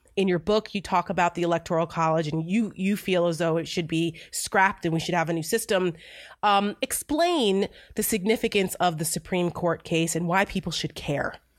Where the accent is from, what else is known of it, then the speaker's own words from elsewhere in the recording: Paramus, New Jersey, United States; I am from Bergen County. I grew up in Paramus